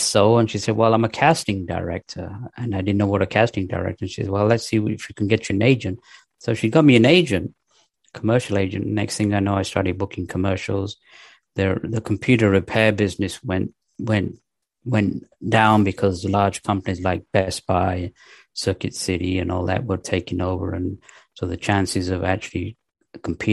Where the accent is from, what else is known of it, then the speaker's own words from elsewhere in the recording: United Kingdom; moved away as an adult; also born or lived in Pakistan / Manchester area, England / London, England / Los Angeles, United States; now in North Carolina, United States; mostly I was raised in England, in the north of England, near Manchester till the age of 10. Then we moved to London and then went to high school in the east end of London